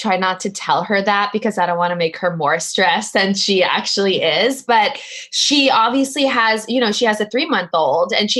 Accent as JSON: {"language": "English", "town": "Los Angeles", "region": "California", "country": "United States", "tie": "born or raised there", "also_born_or_lived": "New York", "said": "I grew up in Los Angeles"}